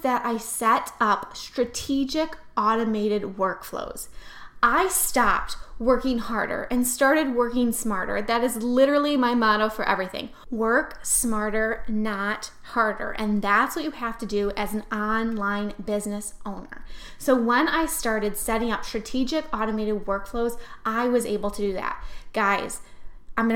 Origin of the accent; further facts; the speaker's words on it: New York, United States; I am so not Southern. I am from New York